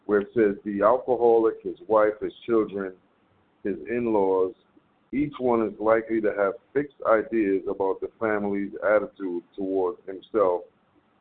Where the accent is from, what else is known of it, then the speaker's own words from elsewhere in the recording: New York, United States; I am from New York